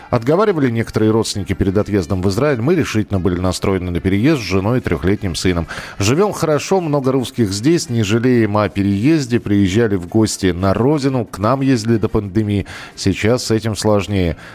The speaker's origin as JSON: {"language": "Russian", "town": "Rakvere", "region": "Lääne-Viru County", "country": "Estonia", "tie": "born or raised there", "also_born_or_lived": "Ira / Moscow Oblast / Pskov", "moved": "yes", "said": "Родился я в Эстонской ССР, в Раквере. В 12 лет переехали в Иру, Южная Эстония."}